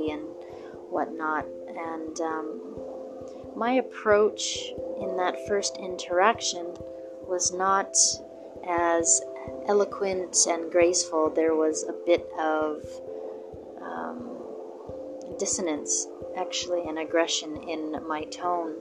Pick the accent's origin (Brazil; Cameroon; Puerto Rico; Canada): Canada; to my people and to my home country